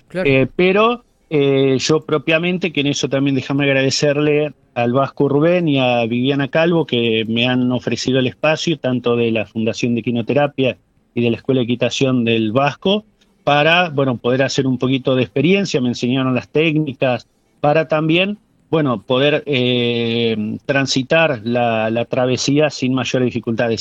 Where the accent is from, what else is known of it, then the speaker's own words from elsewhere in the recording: San Carlos de Bariloche, Río Negro, Argentina; mi, lugar de origen, soy nativo de Bariloche